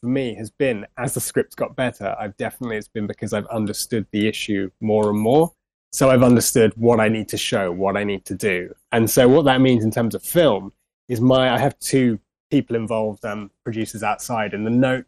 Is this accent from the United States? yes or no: no; Radlett, East of England, United Kingdom; also born or lived in London; I'm a Londoner, you know, born bang in the center of London, I grew up in Radlett, like just outside of London.